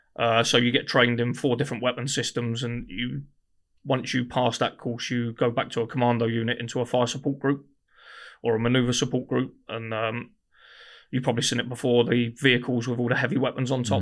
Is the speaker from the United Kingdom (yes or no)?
yes; Guildford, South East England, United Kingdom; I grew up in Guildford